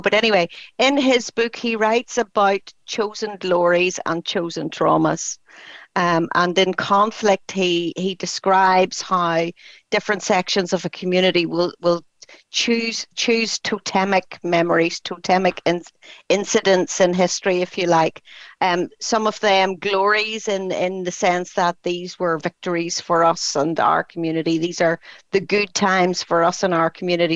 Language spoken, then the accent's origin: English; County Tyrone, Northern Ireland, United Kingdom; also born or lived in Belfast; I grew up in County Tyrone, which is a small country area um, way outside of Belfast.